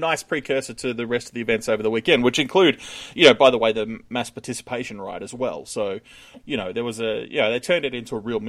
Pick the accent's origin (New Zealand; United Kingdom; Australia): Australia